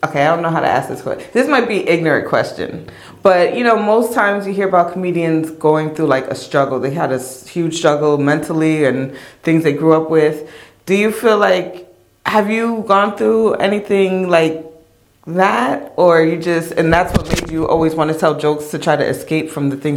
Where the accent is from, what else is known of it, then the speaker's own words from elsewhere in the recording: New Jersey, United States; now in Newark, United States; Um, Bergenfield High School. I grew up in Bergen County.